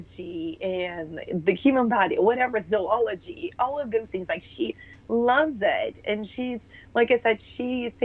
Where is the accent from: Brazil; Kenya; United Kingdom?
Brazil; moved away; We grew up in Brazil